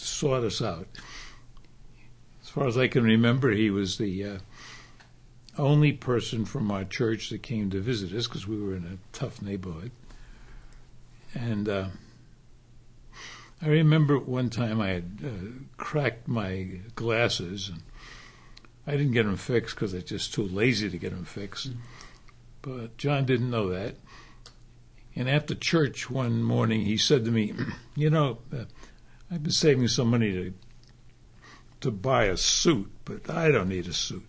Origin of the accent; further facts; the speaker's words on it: New York City, New York, United States; I was born in New York, grew up in New York, and my mother died when I was a boy, so my father reared me. And we grew up in a section of New York called Harlem